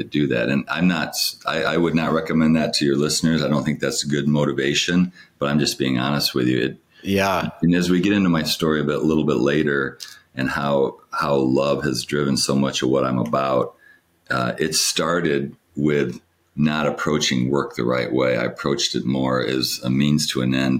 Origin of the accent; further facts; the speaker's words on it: Battle Creek, Michigan, United States; I'm a kid from Battle Creek, Michigan